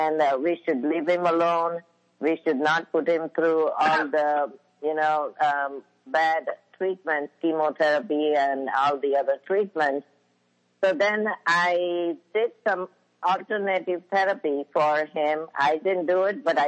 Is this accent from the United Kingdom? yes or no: no; India; moved away as an adult; when I was in India.